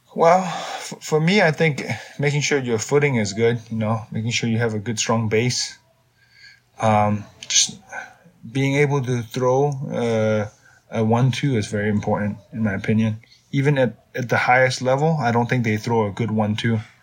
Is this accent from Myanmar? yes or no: yes; Myanmar; now in United States; I grew up in Myanmar.